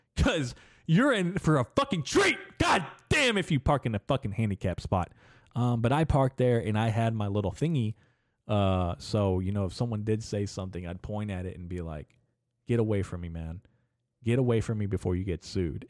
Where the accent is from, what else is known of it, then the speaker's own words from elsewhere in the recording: United States; As an American